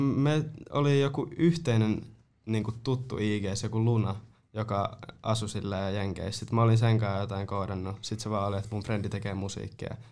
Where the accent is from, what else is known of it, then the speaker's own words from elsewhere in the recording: Nurmo, South Ostrobothnia, Finland; en edes ole Seinäjältä, mä oon Nurmosta